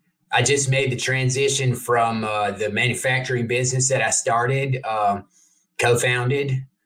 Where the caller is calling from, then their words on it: Emory, Texas, United States; Emory, Texas, near Dallas.